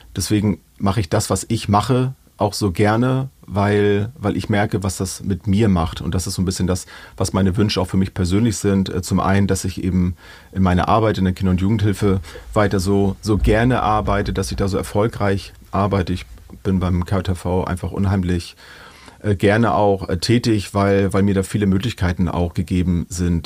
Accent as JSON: {"language": "German", "country": "Germany", "said": "bei uns in Deutschland"}